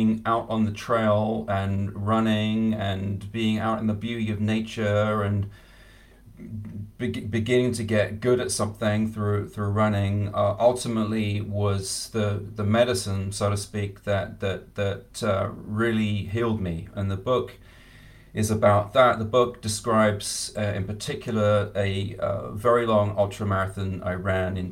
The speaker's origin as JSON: {"language": "English", "region": "England", "country": "United Kingdom", "tie": "born or raised there", "said": "I grew up in England"}